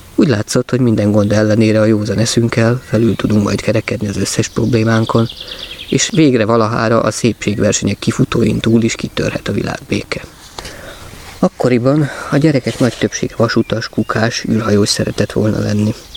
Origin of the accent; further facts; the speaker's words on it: Budapest, Hungary; itt lent a földön Budapesten kiderült, csípőficamban születtem